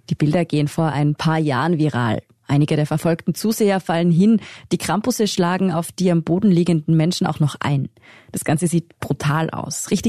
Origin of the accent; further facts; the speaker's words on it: Tyrol, Austria; accent: Tiroler Dialekt; Ich bin ja in Tirol aufgewachsen, in einem Dorf im Pitztal. Das müssen Sie jetzt nicht kennen, aber es ist jedenfalls ziemlich ländlich dort.